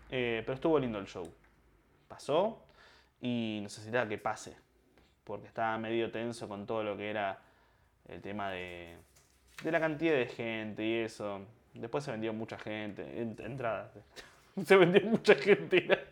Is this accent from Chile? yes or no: no; Argentina; yo soy argentino